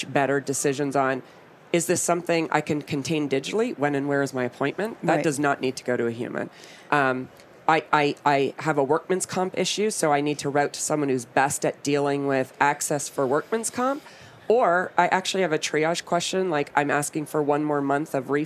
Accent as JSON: {"language": "English", "country": "Canada", "said": "I'm Canadian"}